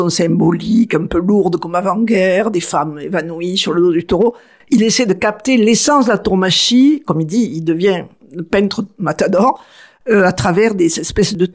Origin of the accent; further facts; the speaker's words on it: Arles, Provence-Alpes-Côte d'Azur, France; ou dans mon enfance, à Trinquetaille, j'avais encore dans une petite